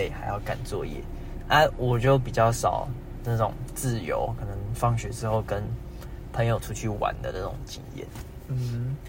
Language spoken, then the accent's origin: Chinese; Keelung, Taiwan; 因为我念台北的学校，但其实我是基隆人